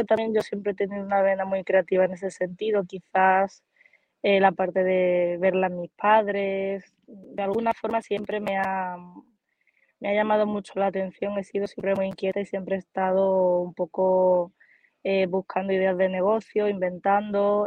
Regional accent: Málaga, Andalusia, Spain; soy más malagueña que un experto de sardinas

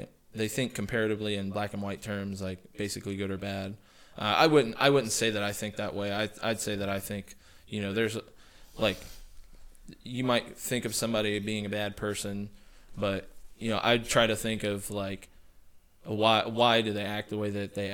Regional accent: United States; I'm an American, born and raised

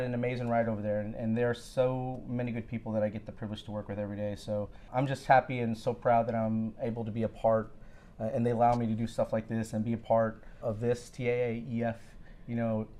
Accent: Rosenberg, Texas, United States; also born or lived in Philippines (born on US naval base) / Brownsville, Texas; I lived in South Texas, the Brownsville area, first part of my life, then moved up to the Houston area. Actually, the Rosenberg area

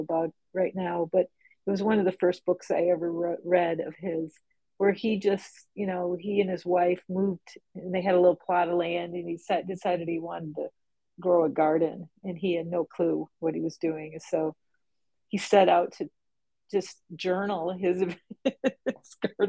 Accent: Upper Peninsula, Michigan, United States; also born or lived in Detroit, Michigan; by the time when I was eight, my parents moved us up to the Upper Peninsula, Michigan

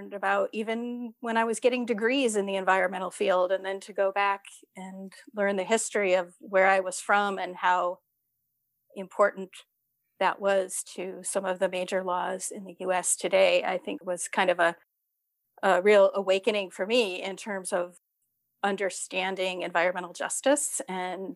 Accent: outside of Cleveland, Ohio, United States; growing up outside of Cleveland

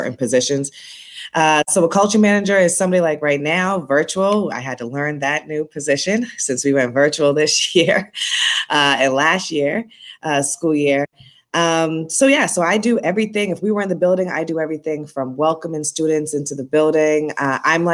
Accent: Boston, Massachusetts, United States; now in Brooklyn, United States; I'm born and raised in Boston, Massachusetts. I have a little bit of an accent, so you'll hear that if I say certain words with an R in it

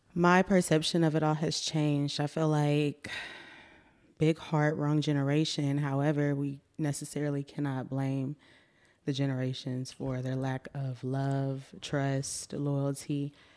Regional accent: Austin, Texas, United States; also born or lived in Pflugerville, Texas; I'm born and raised in Austin

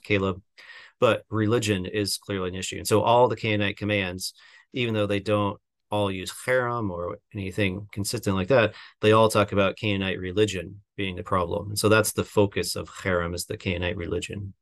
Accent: Seattle, Washington, United States; also born or lived in Chicago; now in Southern California, United States; I'm from the Seattle area

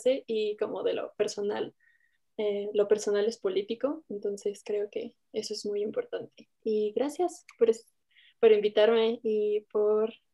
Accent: Toluca, State of Mexico, Mexico; yo tengo 24 años, soy de, de Toluca, del Estado de México.

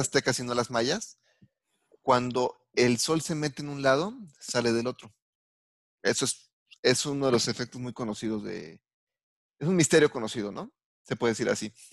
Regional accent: Mexico; soy mexicano

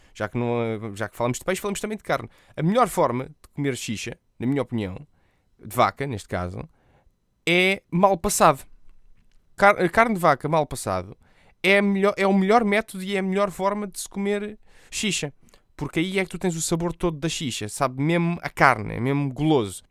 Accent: Portugal; eu, sendo português, nós dizemos os R's bem

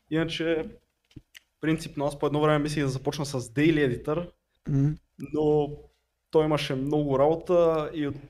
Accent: Sofia, Sofia City, Bulgaria; А, е, от София. Найс. Nice. От София съм.

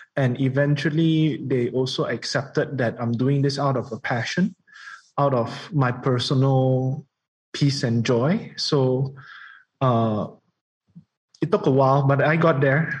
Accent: Kuala Lumpur, Malaysia; being raised in KL

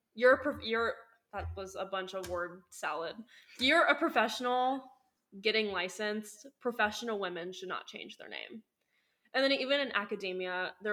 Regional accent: Southwest Ohio, United States; I did move back to my hometown

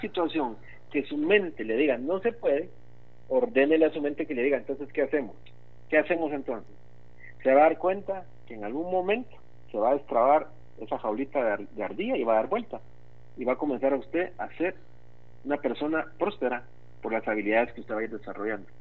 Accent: Guatemala; una de nuestras raíces es la amabilidad como guatemaltecos

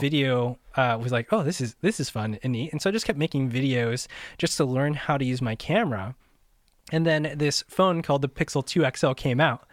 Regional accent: Midwest, United States; moved away as an adult; also born or lived in Southern California; I grew up in the Midwest, and I moved out to Southern California

